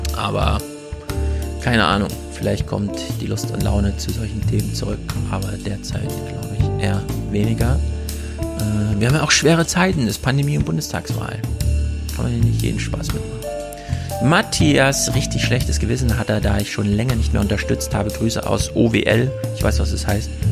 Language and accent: German; Thuringia, Germany; moved away; Ich komme ja aus Thüringen